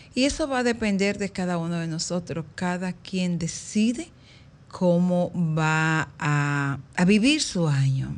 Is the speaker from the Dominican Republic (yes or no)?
yes; Dominican Republic; todos somos dominicanos